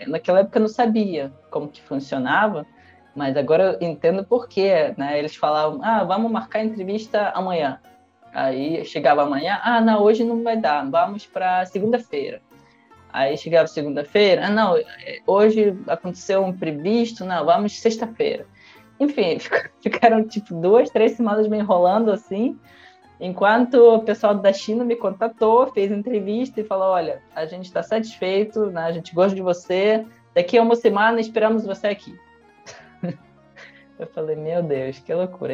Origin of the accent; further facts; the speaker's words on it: Russia; accent: carioca; Portuguese is a second language; moved away as an adult; also born or lived in Rio de Janeiro, Brazil; now in Brazil; nunca saí da Rússia